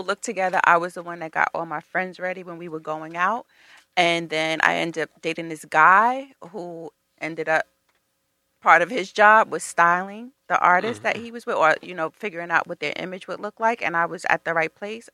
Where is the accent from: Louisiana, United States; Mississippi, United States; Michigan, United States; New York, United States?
New York, United States; Mount Vernon; we're both from Mount Vernon